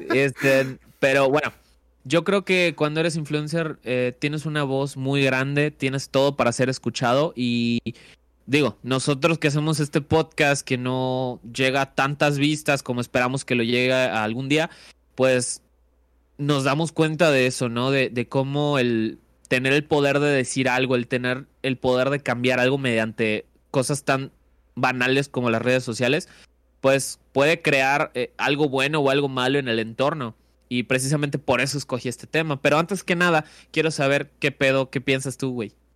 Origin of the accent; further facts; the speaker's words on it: Valladolid, Yucatán, Mexico; mi tierra y pues fue un pueblillo, ¿no? Eh, un pueblillo llamado Valladolid